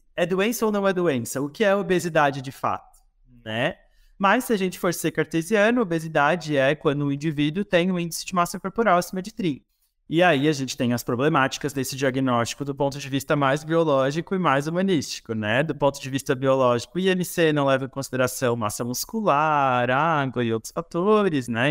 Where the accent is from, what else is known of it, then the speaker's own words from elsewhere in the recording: interior of Santa Catarina, Brazil; now in Florianópolis, Brazil; sou do interior de Santa Catarina, mas hoje tenho a minha sede mais fixa, que não é propriamente fixa, é Florianópolis